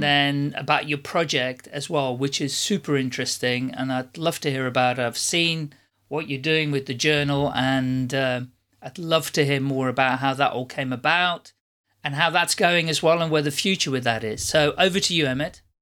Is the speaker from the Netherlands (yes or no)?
yes; Netherlands; moved away; also born or lived in United Kingdom / Ireland; originally I'm from the Netherlands